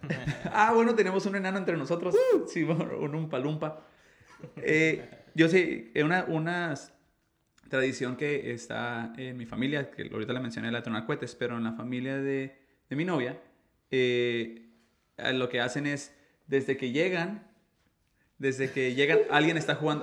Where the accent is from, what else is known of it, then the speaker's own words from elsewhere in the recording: Mexico; yo, yo soy mexicano